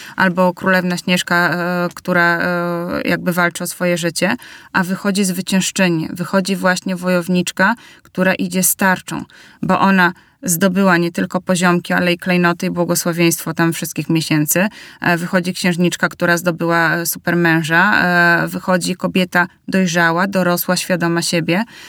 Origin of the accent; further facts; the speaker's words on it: Bielsk Podlaski, Podlaskie Voivodeship, Poland; wychowywałam się w małym mieście, w Bielsku Podlaskim